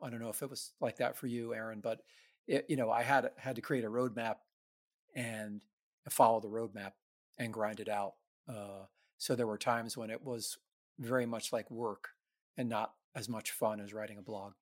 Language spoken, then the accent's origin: English; New York City, New York, United States; I grew up in the New York City ska scene